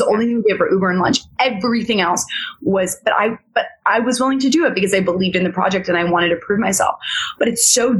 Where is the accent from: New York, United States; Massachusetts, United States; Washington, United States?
New York, United States; New York City; I grew up in New York City